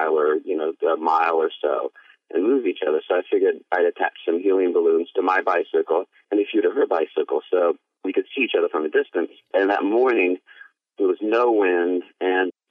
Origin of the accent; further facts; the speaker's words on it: New York, United States; I'm from New York.